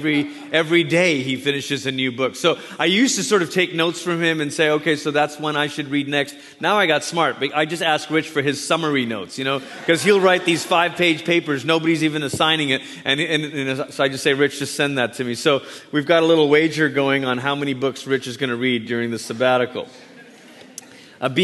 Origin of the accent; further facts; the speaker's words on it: Malaysia; moved away; I was born in Malaysia, grew up there